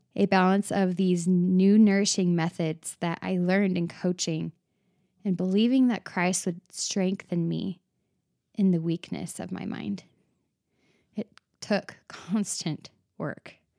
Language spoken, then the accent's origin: English; Arizona, United States; now in Utah, United States; I live in Utah, But I was born and raised in Arizona